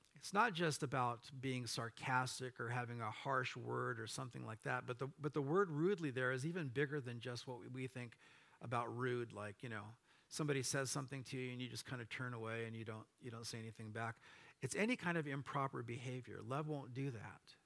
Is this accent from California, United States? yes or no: yes; Orange County, California, United States; moved away; my wife and I grew up in Orange County